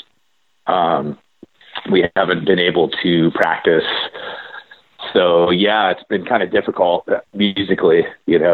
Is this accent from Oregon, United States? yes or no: yes; Corvallis, Oregon, United States; also born or lived in Bay Area, California; I'm from Corvallis.